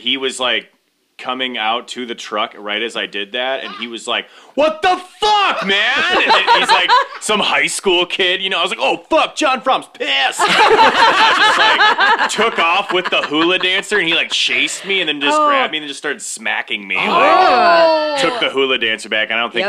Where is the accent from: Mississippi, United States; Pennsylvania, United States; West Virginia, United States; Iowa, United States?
Iowa, United States; Bettendorf; Button down Iowa.